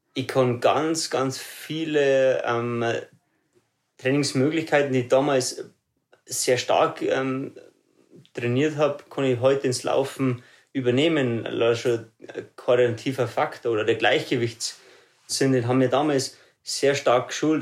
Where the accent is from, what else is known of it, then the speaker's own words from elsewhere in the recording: Ruhpolding, Bavaria, Germany; Also ich bin äh, aufgewachsen in Ruppolding, dort lebe ich bis heute noch.